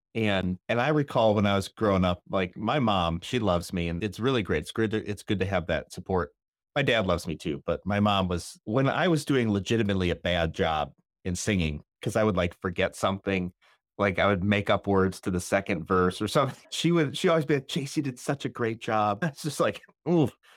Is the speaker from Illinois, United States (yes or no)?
yes; Northern Illinois, United States; I'm from Northern Illinois.